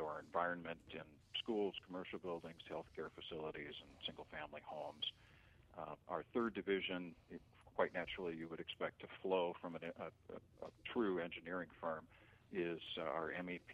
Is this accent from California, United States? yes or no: no; Twin Cities, Minnesota, United States; I grew up in the Twin Cities